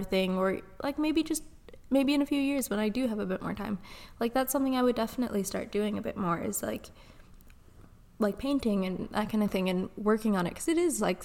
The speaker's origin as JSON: {"language": "English", "country": "Canada", "said": "I'm Canadian"}